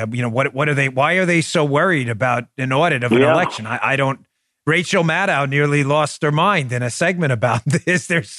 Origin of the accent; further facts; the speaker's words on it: New York, United States; I grew up in New York.